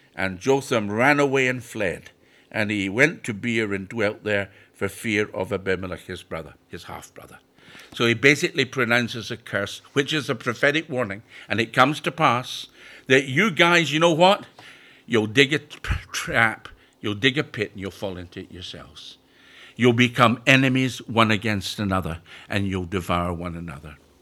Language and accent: English; Scotland, United Kingdom; also born or lived in Perthshire, Scotland; now in York, United Kingdom; I'm originally from Scotland, but my home has been in York since nineteen sixty-nine.